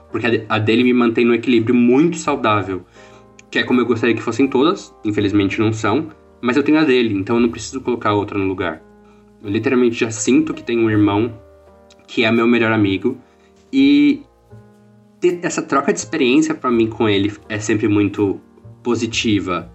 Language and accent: Portuguese; Porto Feliz, São Paulo, Brazil; also born or lived in Campinas; eu sou de Porto Feliz